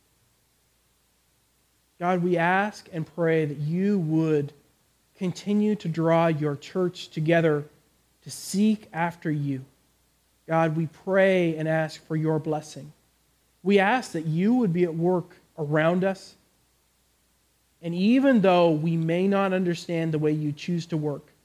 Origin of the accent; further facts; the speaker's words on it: Canada; moved away; I come from Canada.